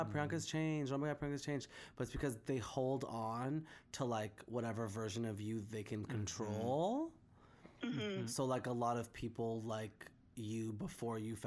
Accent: Whitby, Ontario, Canada; I grew up in Whippy, and, like, I was always, like, the only brown person in school

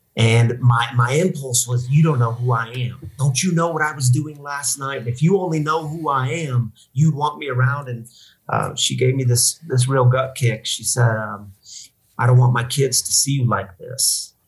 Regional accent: Missouri, United States; moved away as an adult; also born or lived in Michigan; now in Denver, United States; I'm from Missouri, uh, born and raised in Missouri.

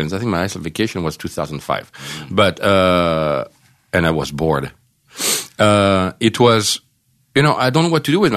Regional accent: France; moved away as an adult; now in United States; I'm true French. I'm not from Algeria

